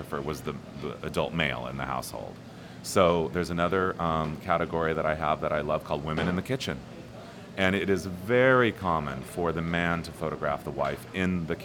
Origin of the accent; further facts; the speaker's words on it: Ontario, California, United States; I was a little kid growing up in Ontario, California